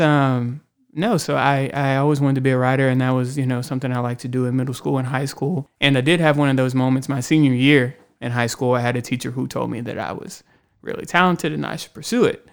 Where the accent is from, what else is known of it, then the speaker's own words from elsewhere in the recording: Houston, Texas, United States; moved away as an adult; now in Austin, United States; I grew up in Houston, and, um, I've been in Austin for a while now, over ten years